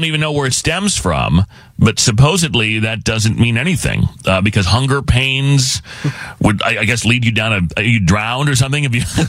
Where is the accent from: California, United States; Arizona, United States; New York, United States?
Arizona, United States; growing up in Arizona.